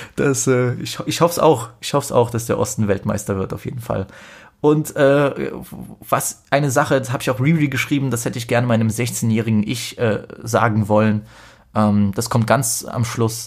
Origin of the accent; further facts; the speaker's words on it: Poland; als Pole